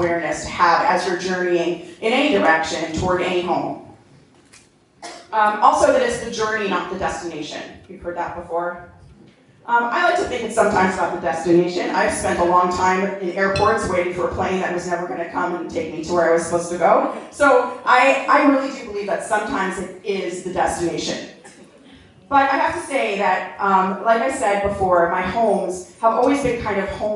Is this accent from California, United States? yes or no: no; New Jersey, United States; moved away as an adult; also born or lived in New York, United States; now in Los Angeles, United States; I grew up in New Jersey, I live in Los Angeles